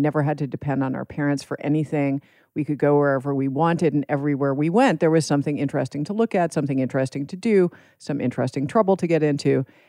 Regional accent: Manhattan, New York, United States; I grew up in Manhattan in New York City.

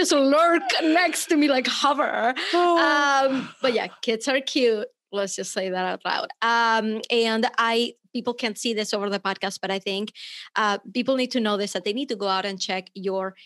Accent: Venezuela; moved away; I'm from Venezuela, but unless I open my mouth, people just think I'm American.

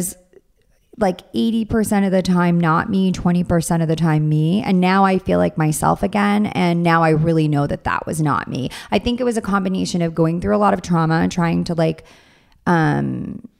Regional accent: Long Island, New York, United States; moved away as an adult; now in Orange County, United States; I'm from Long Island

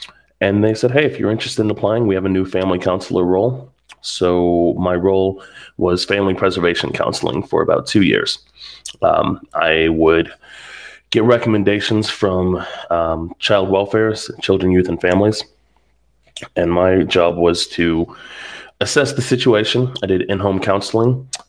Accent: Pittsburgh, Pennsylvania, United States; I was living a couple hours away from where I grew up in Pittsburgh, and decided to move back home, help take care of my mom.

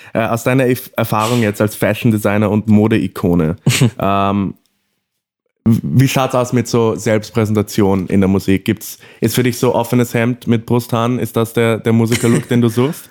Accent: Morocco; moved away; Als, als, als gebürtiger Marokkaner.

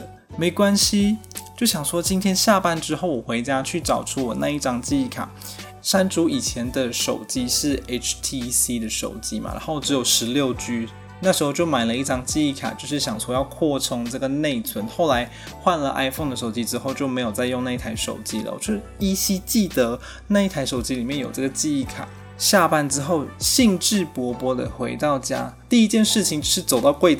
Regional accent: Malaysia; now in Taiwan; 完了，我是外国人，我是马来西亚人，没有身份证字号后九码。

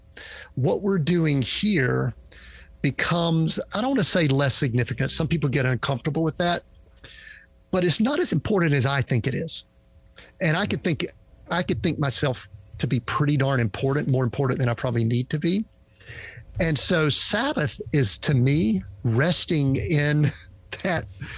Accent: Georgia, United States; I'm from Georgia

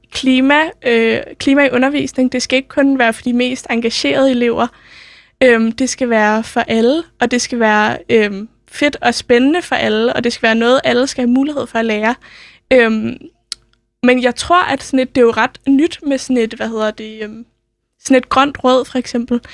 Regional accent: Copenhagen, Capital Region of Denmark, Denmark; har jeg selv gået på, folk, øh, på Sølvgadeskole. Den ligger ikke så langt fra Nørreport

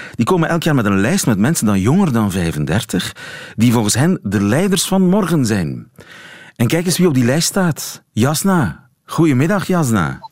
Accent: Belgium; zijn wij Belgen

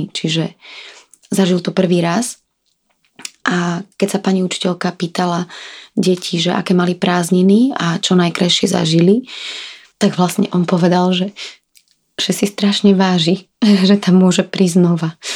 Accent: Slovakia; veď predsa genofon môjho muža, ktorý je na polovicu z Palestíny a ja som zo Slovenska, nie je taký príbuzný

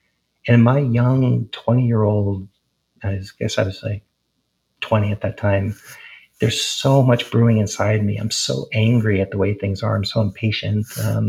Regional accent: East Coast, United States; Whereas when I grew up on the East Coast, there was a lot of discussion

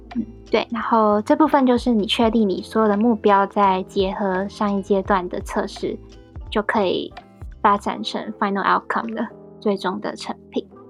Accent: Taiwan; moved away as an adult; now in United Kingdom; 我们台湾人

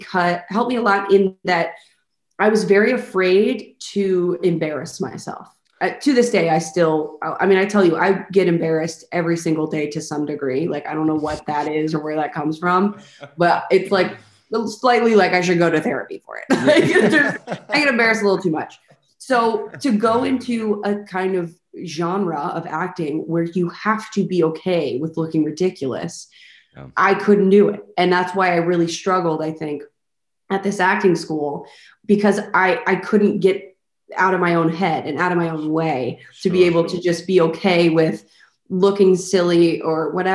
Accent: Highland Village, Texas, United States; also born or lived in Arlington, Texas / Grand Prairie, Texas; I was born in Arlington and stayed in Grand Prairie till I was like 5. And then when I was 5 or 6, we moved to Highland Village

